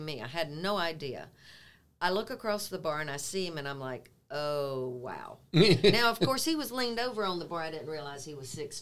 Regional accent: Apex, North Carolina, United States; moved away as an adult; also born or lived in Columbus, Ohio; I was born and raised on Kildare Farm Road

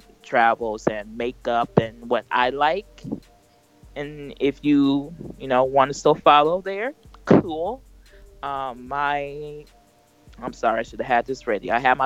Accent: Minnesota, United States; I'm a Minnesotan. You know, I'm a Liberian Minnesotan

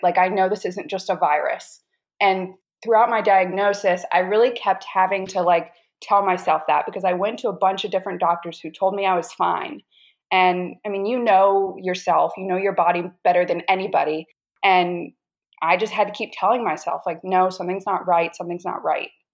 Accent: North Carolina, United States; moved away as an adult; now in Washington, D.C., United States; Originally from North Carolina, moved to D.C. eight years ago, and currently still in DC.

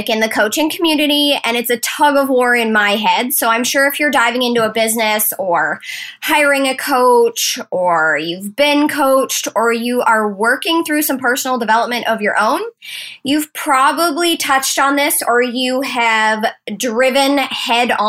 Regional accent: Maine, United States; accent: Maine; So, I've been in Maine, y'all, and I think I might be getting my accent back. We actually went down to the coast this weekend, ate some lobster, and just had the best time. So, if you catch me in some sort of Maine speak, I woke up like this.

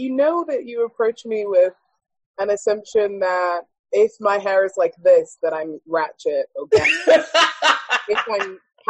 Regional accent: United Kingdom; Afro-Caribbean. That's what I am. Whereas here, I'm African-American until you hear me speak, and then I'm British.

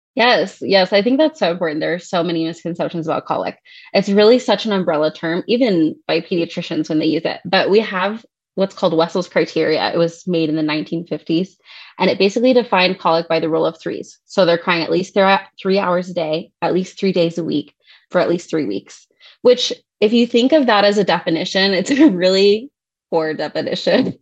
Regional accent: Ohio, United States; moved away; I'm originally from Ohio. I grew up there and then went out to school for nursing school.

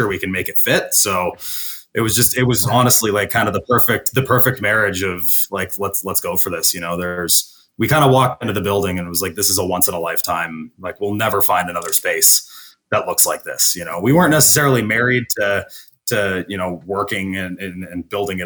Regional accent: Barrie, Ontario, Canada; moved away as an adult; also born or lived in Guelph; now in Puslinch, Canada; originally I'm from Barrie, but I like moved to Guelph for university

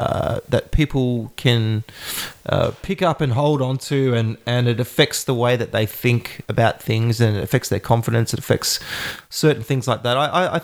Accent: Australia; as an Australian

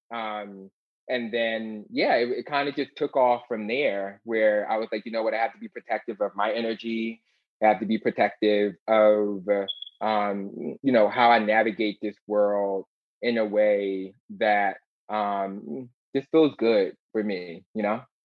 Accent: Philadelphia, Pennsylvania, United States; when I was a little baby queen growing up in West Philadelphia

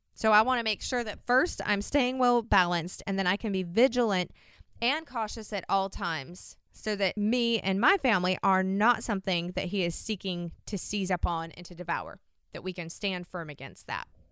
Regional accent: Washington, United States; I'm from the Pacific Northwest in Washington

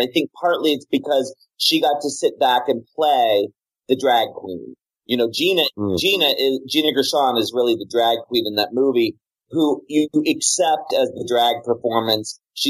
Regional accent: Maryland, United States; a weirdo queer kid growing up in Maryland.

